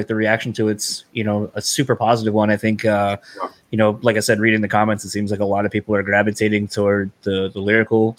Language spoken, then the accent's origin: English; East Coast, United States; moved away; growing up in the East Coast, most of my family would say roof